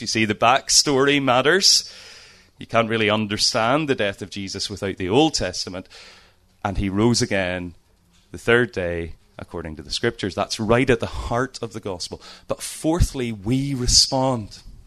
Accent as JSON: {"language": "English", "town": "Lisburn", "region": "Northern Ireland", "country": "United Kingdom", "tie": "born or raised there", "said": "I'm from Northern Ireland, as you can hear. Uh, have lived in Lisburn all my life"}